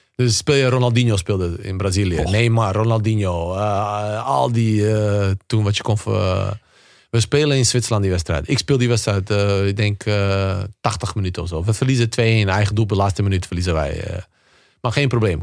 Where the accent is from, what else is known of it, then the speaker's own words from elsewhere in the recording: Bosnia & Herzegovina; moved away; also born or lived in Spain; bij ons in Bosnië